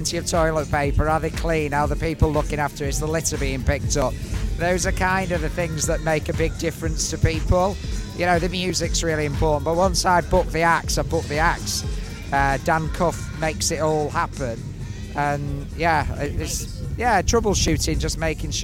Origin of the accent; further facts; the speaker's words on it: United Kingdom; we're British.